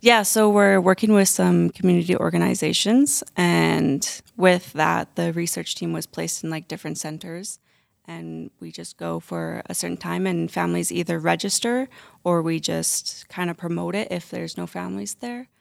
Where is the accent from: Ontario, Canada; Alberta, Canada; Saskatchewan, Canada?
Alberta, Canada; St. Albert; I'm from Saint Albert, and when I work in s, uh, Saint Albert centers, there's not a lot of culture va-, variety